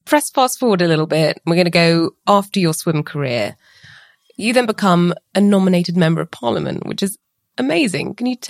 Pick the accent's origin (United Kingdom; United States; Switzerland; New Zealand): United Kingdom; my home country, the UK